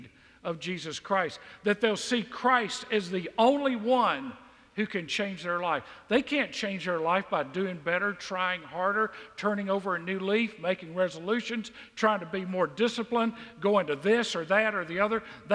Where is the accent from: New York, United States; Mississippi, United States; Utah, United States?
Mississippi, United States; now in Southwest Georgia, United States; I grew up in Mississippi.